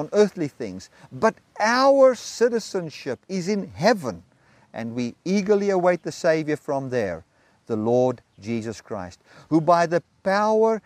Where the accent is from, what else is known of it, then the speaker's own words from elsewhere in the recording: South Africa; As I sit here in Zambia, I'm a South African citizen, although I'm in Zambia